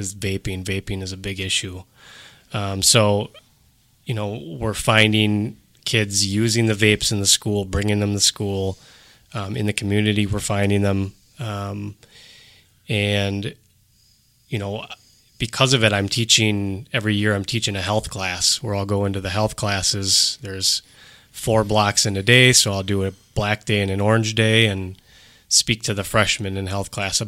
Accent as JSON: {"language": "English", "town": "Cedarburg", "region": "Wisconsin", "country": "United States", "tie": "born or raised there", "said": "I grew up in Cedarburg, went to public school, went to private school in Cedarburg"}